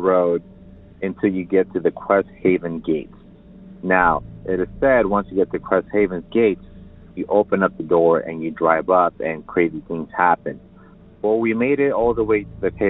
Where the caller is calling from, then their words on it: Riverside, California, United States; I'm calling from Riverside, California